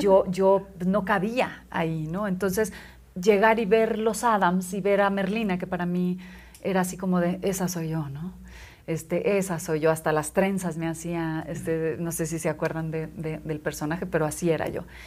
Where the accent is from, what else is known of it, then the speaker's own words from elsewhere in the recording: Monclova, Coahuila, Mexico; yo nací en Moncloa, Coahuila, donde la gente es normal